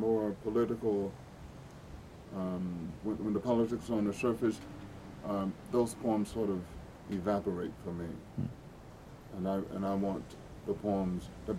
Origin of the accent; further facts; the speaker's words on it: Bogalusa, Louisiana, United States; growing up in that city, Bogalusa, Louisiana